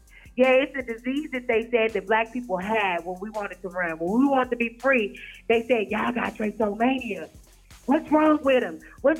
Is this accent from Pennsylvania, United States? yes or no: no; Shreveport, Louisiana, United States; And see, I was from Shreveport, so I was real, like, I knew about the ….